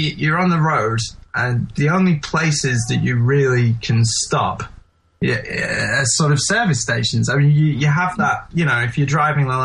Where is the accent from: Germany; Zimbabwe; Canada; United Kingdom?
United Kingdom; England; as an English person